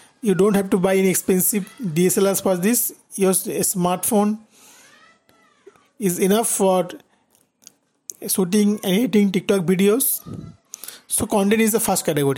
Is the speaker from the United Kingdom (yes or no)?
no; India; I am from India